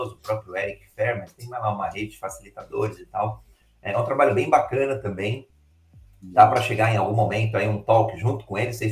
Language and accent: Portuguese; Brazil; A gente é brasileiro e não existe outra... nunca, né?